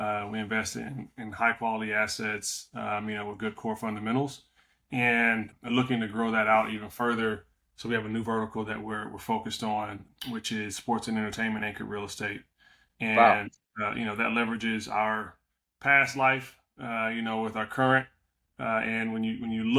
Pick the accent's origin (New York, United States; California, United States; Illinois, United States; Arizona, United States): California, United States; Compton; I'm from, you know, born and raised in the Compton area.